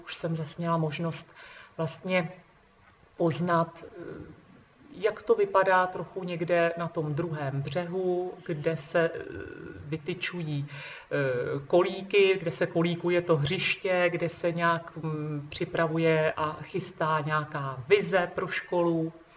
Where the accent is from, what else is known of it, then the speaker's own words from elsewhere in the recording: Trmice, Ústí nad Labem Region, Czechia; jsem z Trmic a, eh, v nedalekém Ústí nad Labem je univerzita